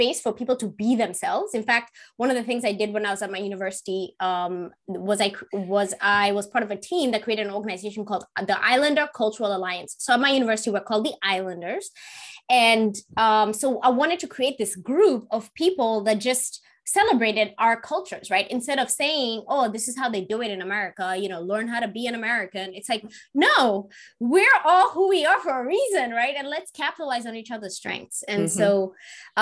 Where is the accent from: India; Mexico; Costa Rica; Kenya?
Kenya; now in United States; my experience growing up as a Kenyan child